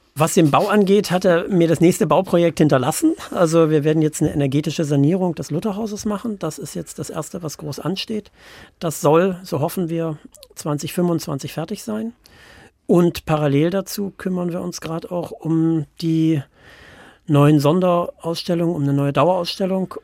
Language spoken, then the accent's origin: German; Worbis, Thuringia, Germany; also born or lived in Leinefelde, Germany; now in Wittenberg, Germany; ich bin im Eichswirt groß geworden, da ist man bis heute katholisch